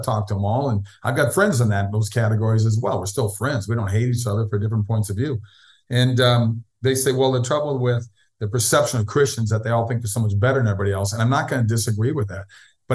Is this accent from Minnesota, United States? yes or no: yes; Minneapolis, Minnesota, United States; Minneapolis, where I'm from